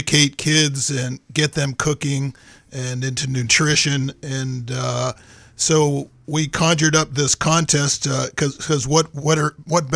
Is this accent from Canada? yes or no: no; Massachusetts, United States; also born or lived in Lewiston, Maine; now in Maine, United States; I'm originally from Massachusetts, although I did spend some childhood years in Lewiston, and I graduated from Bowdoin, so Maine's near and dear to our hearts